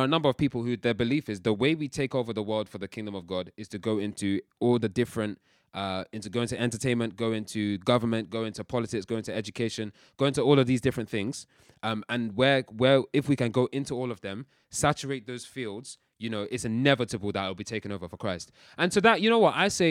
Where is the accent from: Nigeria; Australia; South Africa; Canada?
Nigeria; I'm shouting because I'm passionate, bruv. I'm Nigerian. It's what we do.